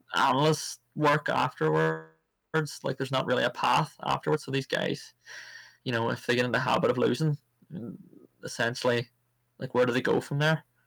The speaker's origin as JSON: {"language": "English", "town": "Cookstown", "region": "Northern Ireland", "country": "United Kingdom", "tie": "born or raised there", "said": "I came from Cookstown, and the town was so segregated when it came to the likes of sports"}